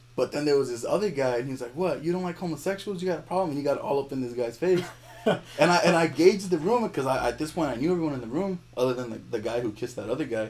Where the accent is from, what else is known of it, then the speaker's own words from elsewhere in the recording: Compton, California, United States; I'm from California, right? And I live in Compton.